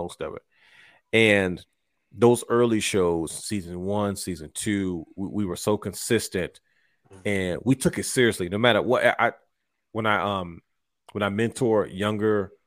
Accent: Baltimore, Maryland, United States; We're from Baltimore

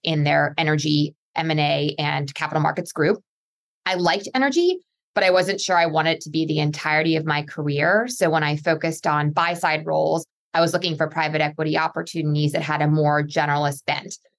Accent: Pennsylvania, United States; I'm originally from Pennsylvania

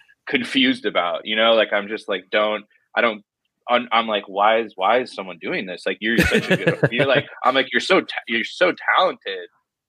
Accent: Southern California, United States; growing up in Southern California.

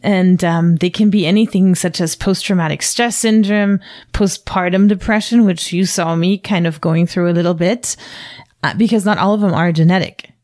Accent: Germany; now in United States; I'm from Germany and growing up there, you didn't really go see a doctor

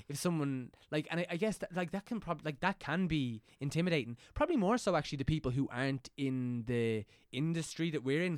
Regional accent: County Meath, Leinster, Ireland; I'm from County Meath

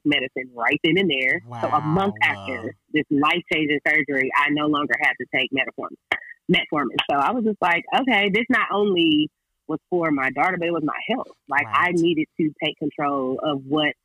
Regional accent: California, United States; I'm from California, so San Diego is literally 2 hours away from my crib

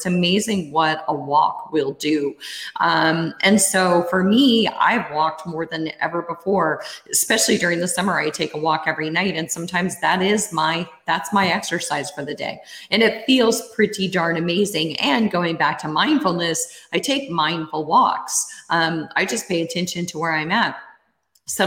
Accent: Iowa, United States; I grew up in Iowa

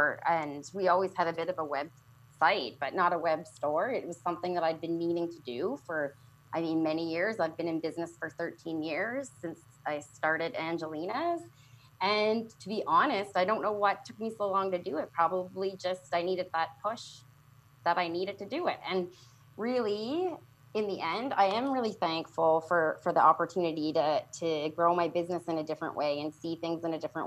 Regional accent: Canada; I'm Canadian

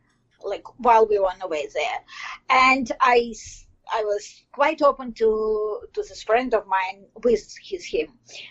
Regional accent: Belarus; English is a second language; moved away as an adult; now in Toronto, Canada; I'm in Toronto, Canada. And, well, I came here directly from Belarus, which is more known nowadays than before.

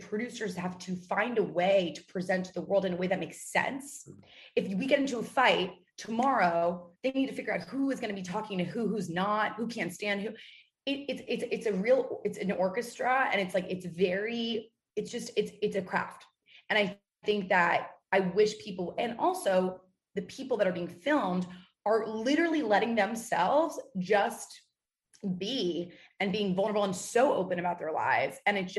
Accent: New York City, New York, United States; We're both from New York City.

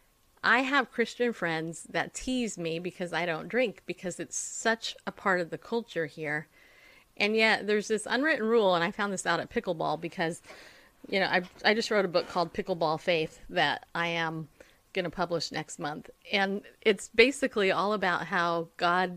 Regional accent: Southern California, United States; now in Tennessee, United States; I grew up in Southern California

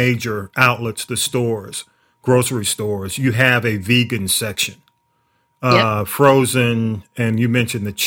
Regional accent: the South, United States; I grew up in the South

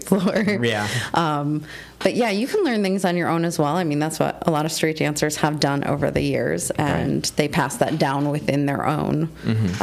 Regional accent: Buffalo, New York, United States; now in Erie, United States; I grew up in the Buffalo area

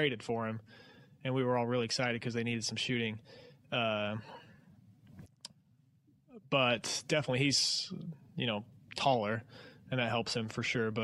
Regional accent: Utah, United States; moved away; I grew up in Utah

